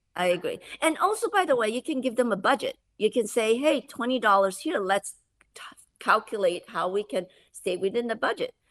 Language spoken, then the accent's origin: English; Malaysia; moved away; I grew up in Malaysia